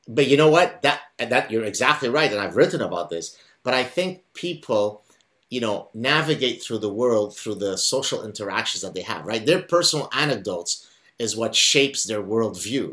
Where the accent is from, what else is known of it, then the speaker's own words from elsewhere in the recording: Lebanon; first language Arabic; English is a second language; now in Canada; I grew up in Lebanon